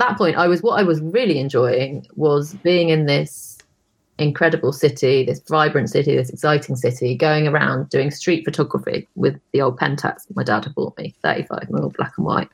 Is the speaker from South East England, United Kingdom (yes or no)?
yes; Brighton, South East England, United Kingdom; moved away; I was born in Brighton, so I went back to Brighton